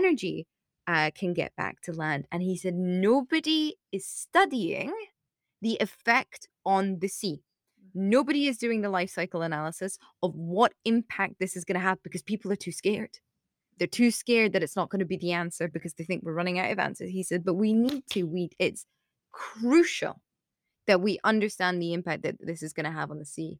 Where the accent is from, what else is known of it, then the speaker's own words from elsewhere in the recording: United Kingdom; I have the naivety and the good fortune of being British.